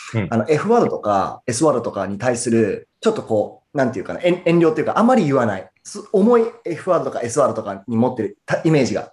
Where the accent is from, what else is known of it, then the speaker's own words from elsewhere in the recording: Murakami, Niigata, Japan; 僕、新潟県の村上市出身なんですけ